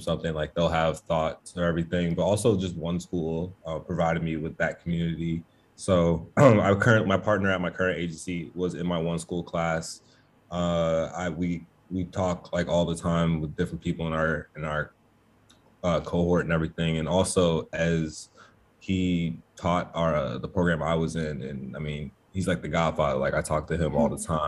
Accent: Chicago, Illinois, United States; also born or lived in Harlem, New York; now in New York, United States; I'm from Chicago, but I currently reside in Harlem, New York

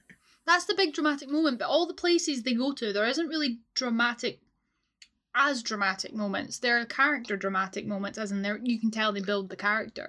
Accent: Scotland, United Kingdom; as a Scot

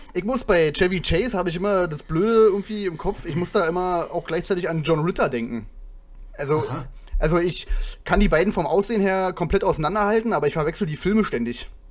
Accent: a small town in Brandenburg, Germany; moved away; ich komme ja nicht aus Berlin, ich komme ja aus einem kleinen Städtchen in Brandenburg

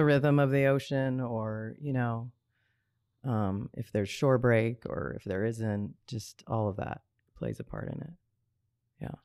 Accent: Hawaii, United States; also born or lived in Rome, Italy / Boulder, Colorado; growing up in Hawaii, there's so many of us that have that strong connection to the water

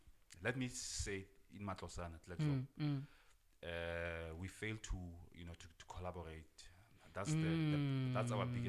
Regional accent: Klerksdorp, North West, South Africa; growing up in Klerksdorp, I always knew that Klerksdorp has a lot of potential

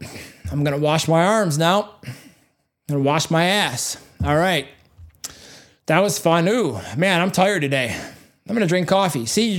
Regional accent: Hubertus, Wisconsin, United States; and I'm a guy who came up from cornfields, okay, literally, I had no mentors. I came from Hubertus, Wisconsin was my first studio.

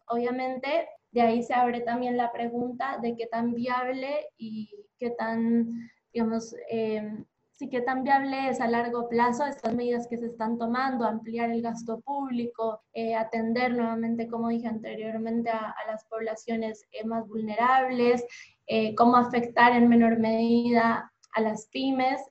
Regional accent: Bogotá, Colombia; moved away as an adult; now in Buenos Aires, Argentina; soy colombiana de Bogotá. Creo que en el acento se nota.

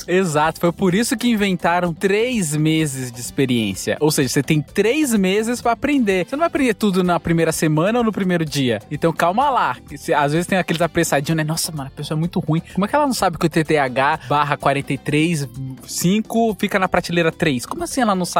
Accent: Bahia, Brazil; now in São Paulo, Brazil; eu sou da Bahia

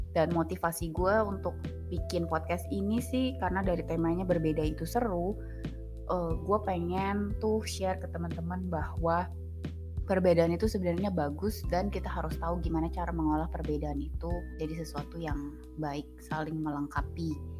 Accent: Jakarta, Indonesia; moved away as an adult; gue anak Jakarta asli cie gue anak Jakarta Betawi asli

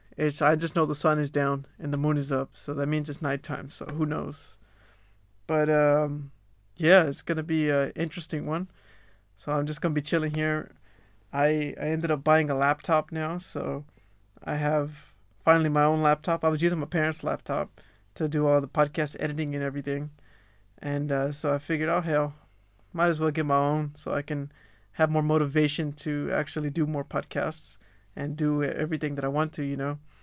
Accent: Texas, United States; now in Melbourne, Australia; I'm from Texas, you know, we're Tejanos down there.

